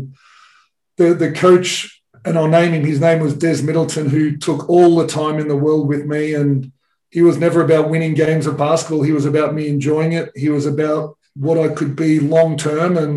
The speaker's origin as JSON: {"language": "English", "country": "Australia", "tie": "born or raised there", "said": "you know, most of the Australian population lives near the beach. So every holidays we, would go down to the beach or I uh, would go and play tennis tournaments."}